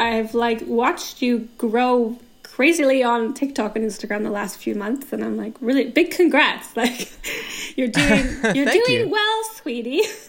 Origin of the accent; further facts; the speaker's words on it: British Columbia, Canada; now in Germany; I am Canadian, so I moved to Germany 10 years ago, officially, like, 10 years ago, 2014 or 2013.